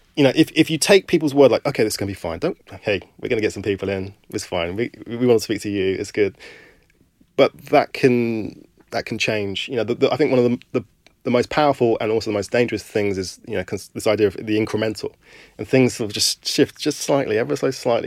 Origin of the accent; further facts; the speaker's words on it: London, United Kingdom; I was born in Camberwell